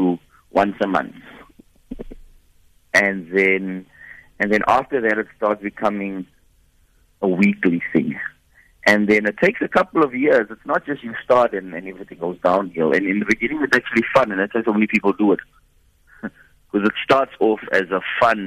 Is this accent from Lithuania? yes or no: no; Boksburg, Gauteng, South Africa; I'm from Boksburg, on the East Rand.